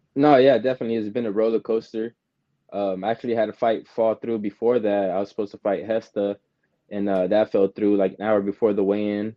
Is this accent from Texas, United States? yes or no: yes; San Antonio, Texas, United States; growing up in San Antonio and boxing